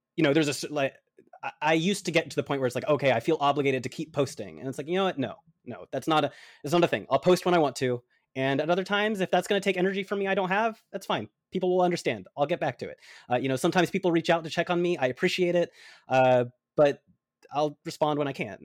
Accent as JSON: {"language": "English", "town": "Atlanta", "region": "Georgia", "country": "United States", "tie": "born or raised there", "said": "I was born in Atlanta. I love the Georgia heat."}